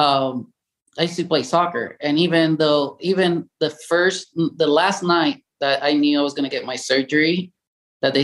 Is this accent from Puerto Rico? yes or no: yes; Puerto Rico; English is a second language; moved away as an adult; I was born and raised in Puerto Rico, 1975